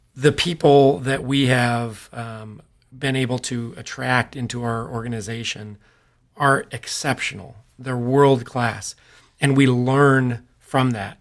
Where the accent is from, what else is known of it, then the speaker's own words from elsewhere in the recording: Modesto, California, United States; We, uh, were both born and raised in Modesto, California, um, Central Valley of California